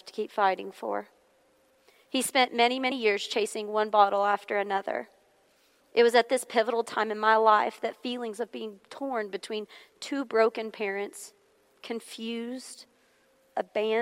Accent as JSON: {"language": "English", "town": "Hohenwald", "region": "Tennessee", "country": "United States", "tie": "born or raised there", "also_born_or_lived": "Nashville, Tennessee", "said": "we moved away from Nashville, Tennessee, to a small rural town called Homewald, where my parents still reside to this day."}